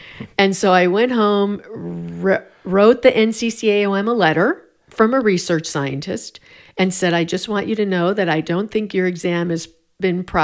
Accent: Pennsylvania, United States; also born or lived in Louisville / Oregon; now in Denver, United States; In Pennsylvania, northeastern Pennsylvania. Then lived in Louisville

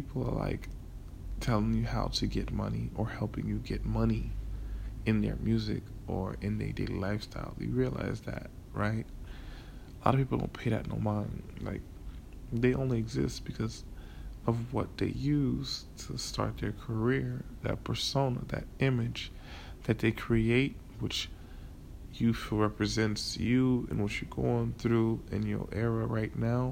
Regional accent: Miami, Florida, United States; You know I'm from Miami

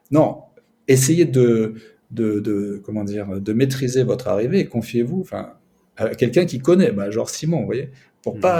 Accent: southern France, France; now in Moscow, Russia; Moi je suis plutôt du sud

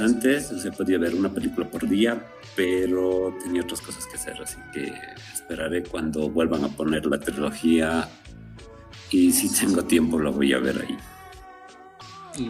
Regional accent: Potosí, Bolivia; yo soy de Potosí

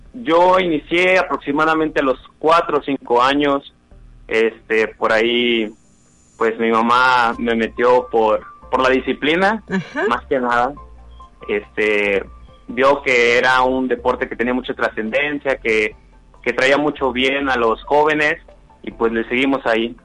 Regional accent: Rioverde, San Luis Potosí, Mexico; soy de Río Verde, estaba entrenando en Río Verde

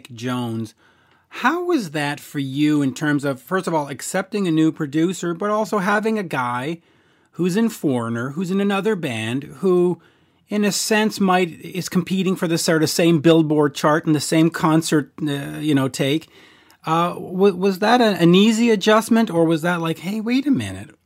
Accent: Canada; As a Canadian

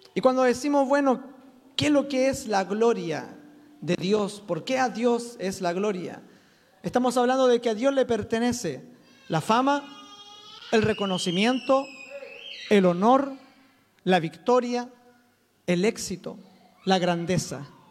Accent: Chile; soy chileno

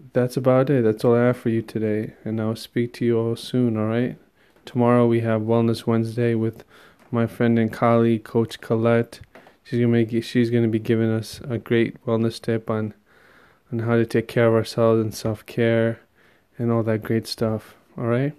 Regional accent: New York tri-state area, United States; growing up in the New York tri-state area

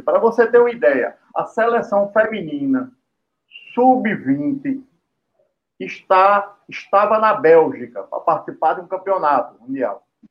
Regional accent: Brazil; Eu, como brasileiro

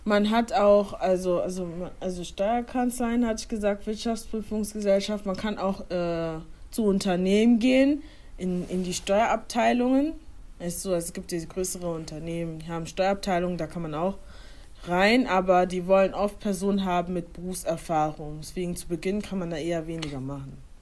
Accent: Germany; ich wurde in Deutschland geboren, aber meine Eltern stammen ursprünglich aus Ghana

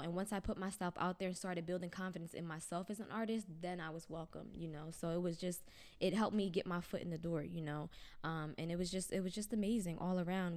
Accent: Pennsauken, New Jersey, United States; moved away as an adult; now in Camden, United States; I grew up in Pennsauken, which is the town over.

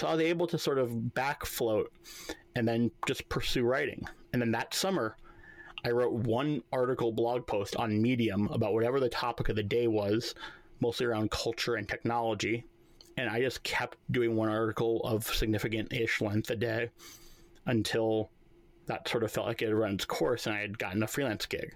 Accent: New York, United States; I'm a New Yorker

